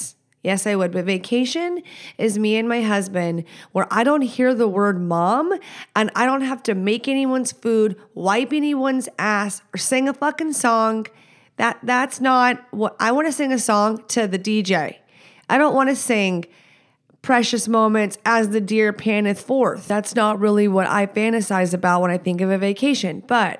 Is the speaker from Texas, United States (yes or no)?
yes; Texas, United States; I'm not from here. I'm from Texas.